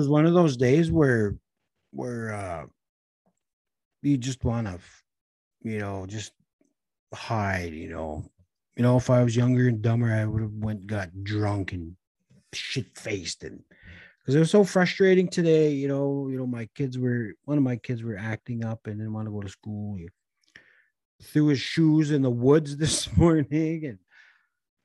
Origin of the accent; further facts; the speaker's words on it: Red Lake, Minnesota, United States; growing up in Red Lake